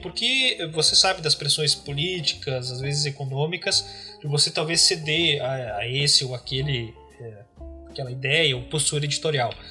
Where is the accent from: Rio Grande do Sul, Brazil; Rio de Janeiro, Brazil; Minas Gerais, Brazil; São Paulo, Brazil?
Rio Grande do Sul, Brazil; Paim Filho; moved away as an adult; now in Porto Alegre, Brazil; eu sou natural aqui de, do Rio Grande do Sul, nasci e cresci numa cidade chamada Pai Filho, uma cidade muito pequena, fica no nordeste do estado